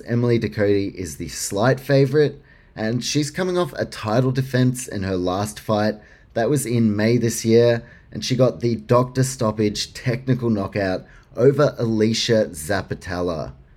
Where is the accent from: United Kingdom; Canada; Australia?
Australia; for me as an Australian